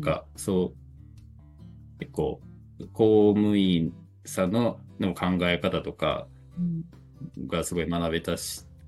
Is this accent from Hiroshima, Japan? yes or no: yes; Hiroshima, Japan; moved away as an adult; now in Koka, Japan; 実家は広島市内なんです